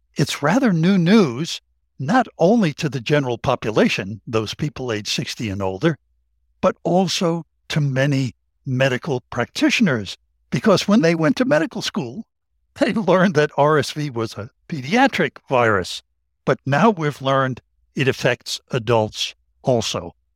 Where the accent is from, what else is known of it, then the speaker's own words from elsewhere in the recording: Tennessee, United States; that's my home state in Tennessee